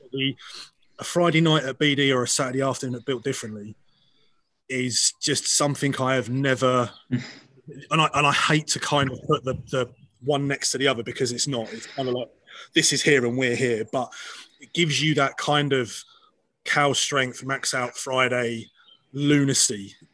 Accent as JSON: {"language": "English", "region": "Scotland", "country": "United Kingdom", "said": "I'm a Scot believe it or not, from this accent you're hearing right now"}